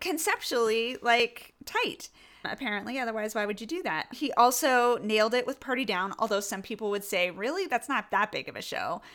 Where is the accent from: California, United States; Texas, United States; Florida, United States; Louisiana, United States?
California, United States; Northern; also born or lived in New York; I'm from Northern California